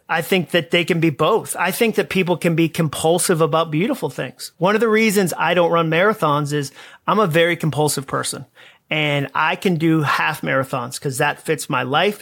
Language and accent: English; Massachusetts, United States; moved away as an adult; also born or lived in Alabama; I grew up in Massachusetts